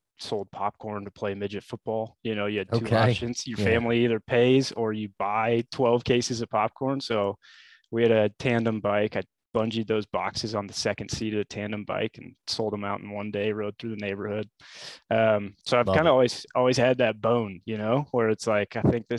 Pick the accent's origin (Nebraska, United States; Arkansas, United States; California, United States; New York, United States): Nebraska, United States; Lincoln; I was born and raised in Lincoln